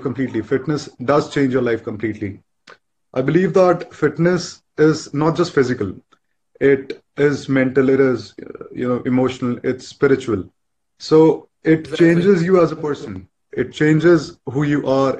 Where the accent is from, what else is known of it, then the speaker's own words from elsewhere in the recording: India; I am 24. I'm from India.